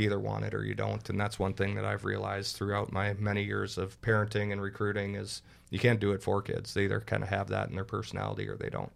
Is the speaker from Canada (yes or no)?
yes; Burlington, Ontario, Canada; moved away as an adult; now in Minnesota, United States; grew up in Burlington